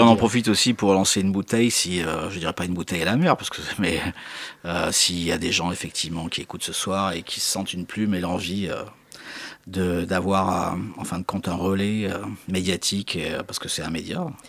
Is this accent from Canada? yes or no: no; Marseille, Provence-Alpes-Côte d'Azur, France; also born or lived in Corsica; J'ai vécu dans les quartiers nord de Marseille quand j'étais gamin